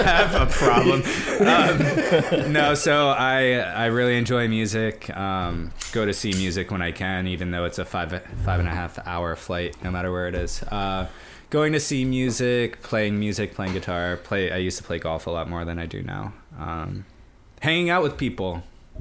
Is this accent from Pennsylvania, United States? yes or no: yes; Germansville, Pennsylvania, United States; I grew up in Germansville, Pennsylvania, just down the street from New Tripoli, Pennsylvania